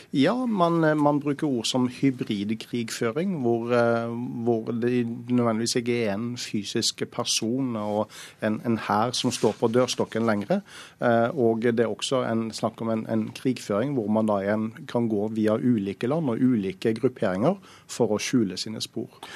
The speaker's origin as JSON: {"language": "Norwegian", "country": "Norway", "said": "oss som nordmenn"}